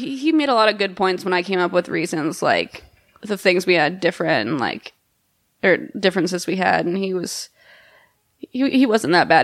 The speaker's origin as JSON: {"language": "English", "region": "Texas", "country": "United States", "moved": "yes", "said": "I went home to Texas this summer"}